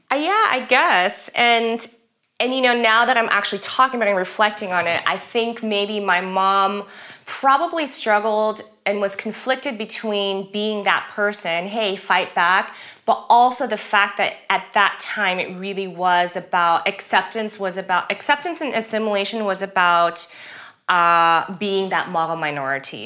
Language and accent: English; Los Angeles, California, United States; first language German; English is a second language; moved away; also born or lived in Germany; living and growing up in Los Angeles, you just live and grow up in a very kind of diverse community